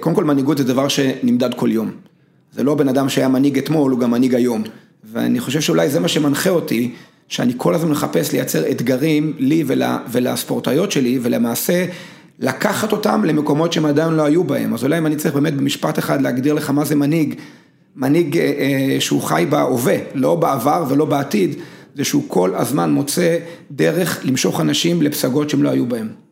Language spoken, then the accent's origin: Hebrew; Israel; בנתה אותי בצורה מאוד מיוחדת כישראלי. אני בן לניצולי שואה